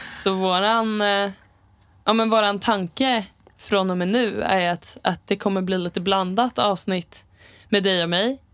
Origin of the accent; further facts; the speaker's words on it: Sala, Västmanland, Sweden; jag är uppvuxen i skogen eh, utanför Västerås, kan man säga. Sala